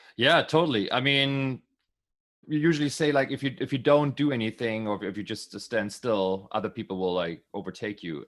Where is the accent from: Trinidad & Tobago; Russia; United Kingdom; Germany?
Germany; Berlin; I'm from Berlin